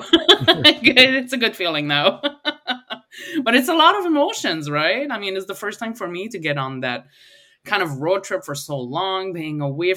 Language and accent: English; Acadian Peninsula, New Brunswick, Canada; I'm from the Acadian Peninsula